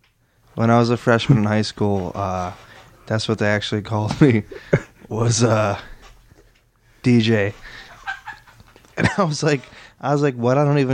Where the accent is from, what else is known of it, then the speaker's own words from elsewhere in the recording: Muskegon, Michigan, United States; Yeah, no, I'm from Muskegon, so, like, yeah.